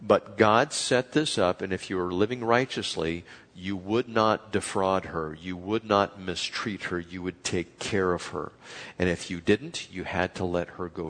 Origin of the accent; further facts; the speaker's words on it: Chula Vista, California, United States; We grew up in Chula Vista